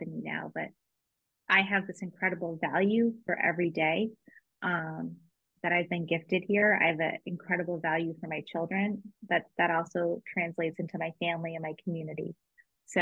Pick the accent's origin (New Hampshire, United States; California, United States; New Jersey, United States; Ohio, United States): New Hampshire, United States; Dover; born and raised in Dover, New Hampshire